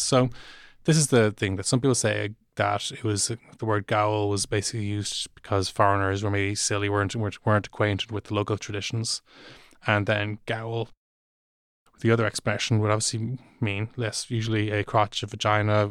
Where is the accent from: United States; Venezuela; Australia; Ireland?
Ireland; Dublin, Leinster; I am from Dublin, and and while I do have Cork cousins